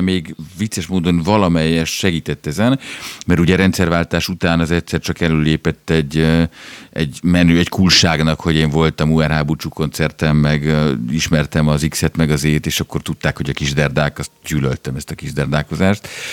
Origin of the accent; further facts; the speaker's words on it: Budapest, Hungary; én ugyan a Rúzsadomban születtem, és uh, ott jártam iskolába